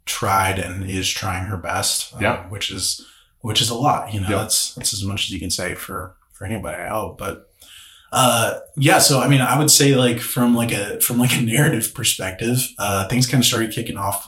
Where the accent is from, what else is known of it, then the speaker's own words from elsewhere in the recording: Joplin, Missouri, United States; I grew up here in Joplin